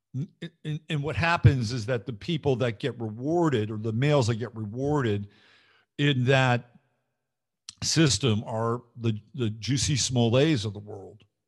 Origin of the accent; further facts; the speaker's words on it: California, United States; I'm not from Michigan. I grew up in California